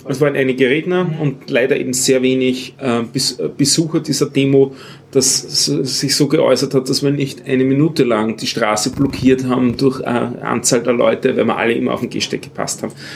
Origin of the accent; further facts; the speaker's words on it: Austria; wo unsere Innenministerin äh, wieder zitiert worden ist